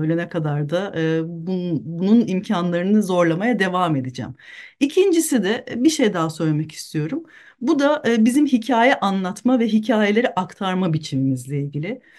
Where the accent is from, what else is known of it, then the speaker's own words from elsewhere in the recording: Büyükada, Istanbul, Turkey; Büyükada'da doğdum büyüdüm